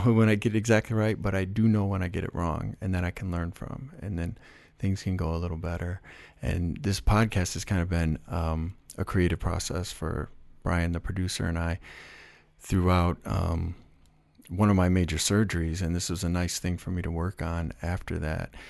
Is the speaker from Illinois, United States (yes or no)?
yes; Chicago, Illinois, United States; I was from Chicago